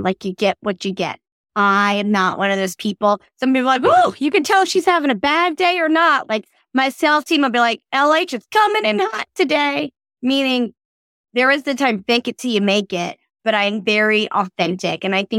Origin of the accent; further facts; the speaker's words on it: Australia; So I grew up living in Australia, and my family is originally from Mississippi.